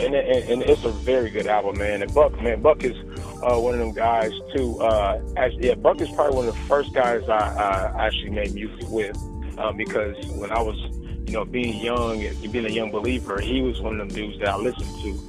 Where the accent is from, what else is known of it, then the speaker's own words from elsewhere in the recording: Oklahoma, United States; also born or lived in California; I'm born and raised in Oklahoma. I got a little bit of California in me as well